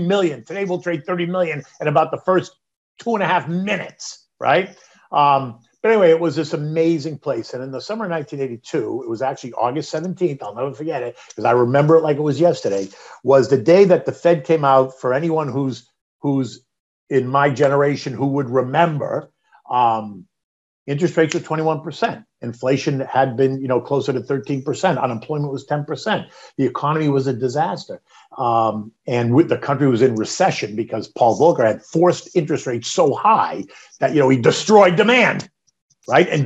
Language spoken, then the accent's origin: English; Boston, Massachusetts, United States; moved away as an adult; now in New York, United States; I'm not from New York. I'm from Boston